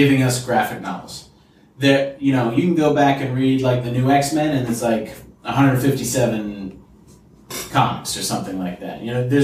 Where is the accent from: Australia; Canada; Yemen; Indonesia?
Canada; moved away; In Canada, we had E's, believe it or not.